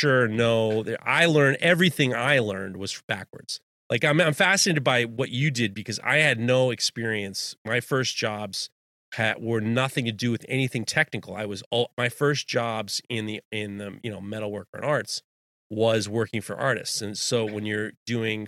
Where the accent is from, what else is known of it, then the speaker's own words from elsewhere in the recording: New York, United States; I grew up in the early 90s in Manhattan.